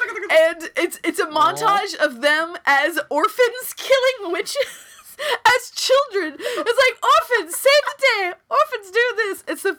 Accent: Texas, United States; I am a Texan. I say this as a Texan.

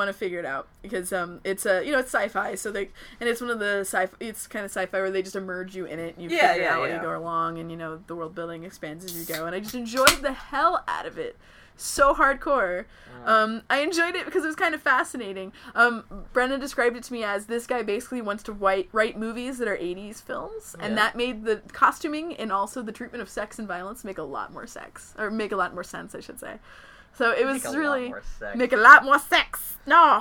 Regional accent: Fort Worth, Texas, United States; now in Portland, United States; I come from Fort Worth, Texas

